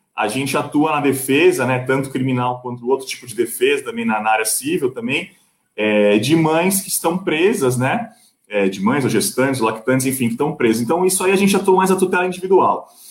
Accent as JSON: {"language": "Portuguese", "town": "Santos", "region": "São Paulo", "country": "Brazil", "said": "eu sou de Santos"}